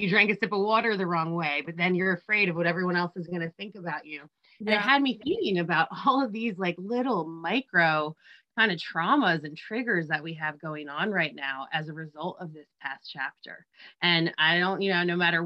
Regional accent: New Jersey, United States; I'm from Jersey and raised by Steelers

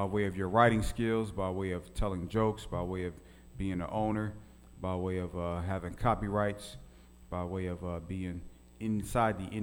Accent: Philadelphia, Pennsylvania, United States; now in Little Rock, United States; my hometown of Philly back in the day

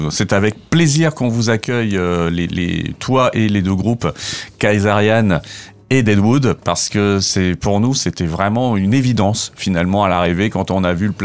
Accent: Reims, Grand Est, France; moved away as an adult; also born or lived in Bordeaux; Alors, je suis originaire de Reims.

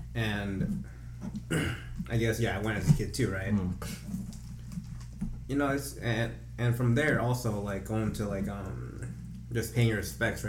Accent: United States; culturally I am Chinese, right? But like I was born in America, right? So it's like I have all these like American influences, right?

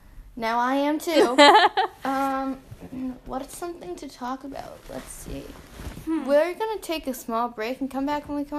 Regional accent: United States; even though we are American

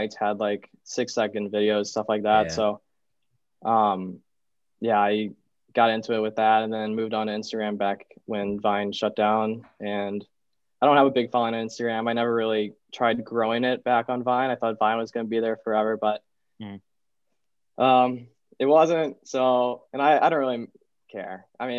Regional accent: Southern Illinois, United States; moved away as an adult; also born or lived in St. Louis, Missouri / Miami University, Ohio; I'm from St. Louis, Missouri. I was born in St. Louis, but I lived like 30 minutes outside of St. Louis in Illinois, Southern Illinois

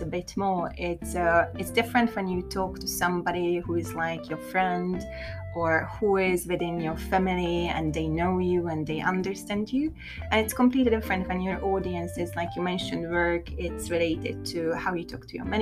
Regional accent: Hungary; now in London, United Kingdom; I grew up in Hungary

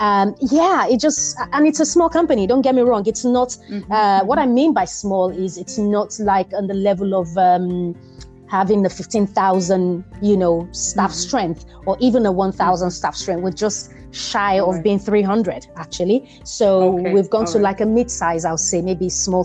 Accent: Nigeria; my upbringing being Nigerian

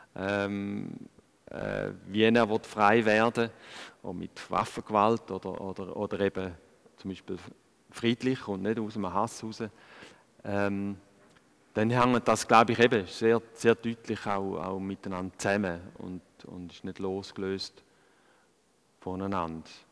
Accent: Switzerland; als, als Schweizer und, und da in diesen Breitengraden aufwachse

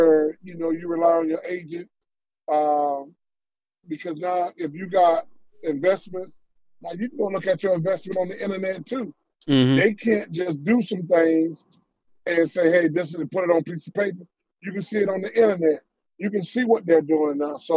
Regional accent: Richmond County, South Carolina, United States; I'm from Richmond County

